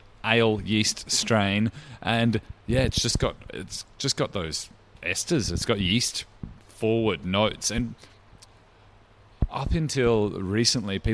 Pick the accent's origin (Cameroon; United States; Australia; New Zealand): Australia; South Australia; now in Melbourne, Australia; I'm South Australian originally, so Cooper's Pale Ale. I grew up drinking ales